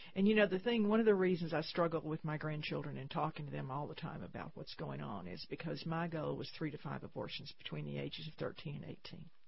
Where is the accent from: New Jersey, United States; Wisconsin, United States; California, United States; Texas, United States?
Texas, United States; San Saba; I grew up in San Saba, Texas, very small town, central Texas